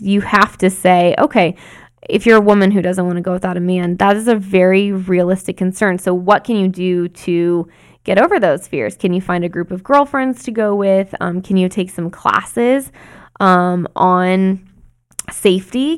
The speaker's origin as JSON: {"language": "English", "region": "Arizona", "country": "United States", "tie": "born or raised there", "said": "When I was growing up in Arizona"}